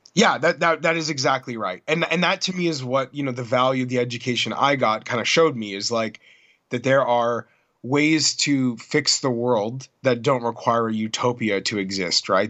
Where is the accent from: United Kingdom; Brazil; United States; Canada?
Canada; Toronto, Ontario; my hometown of Toronto